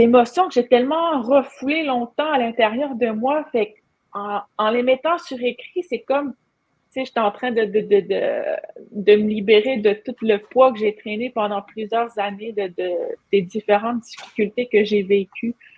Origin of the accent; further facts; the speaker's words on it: Pessamit, Quebec, Canada; je suis Inou de la communauté de Pessamit